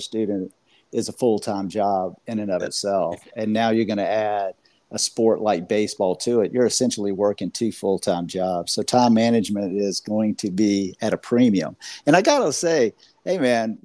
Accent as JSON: {"language": "English", "region": "Florida", "country": "United States", "said": "I'm from Florida"}